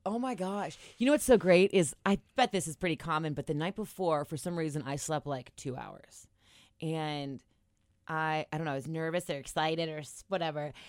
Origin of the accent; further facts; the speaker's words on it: Cincinnati, Ohio, United States; I'm from Cincinnati